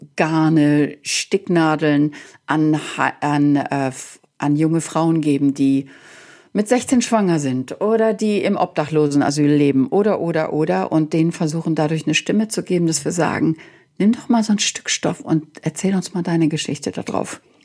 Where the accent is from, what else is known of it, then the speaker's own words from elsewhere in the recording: Germany; now in United States; dass ich als Deutsche geboren wurde